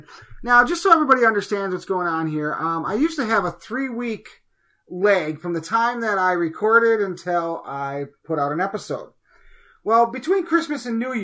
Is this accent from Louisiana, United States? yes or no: no; Wisconsin, United States; we're from Wisconsin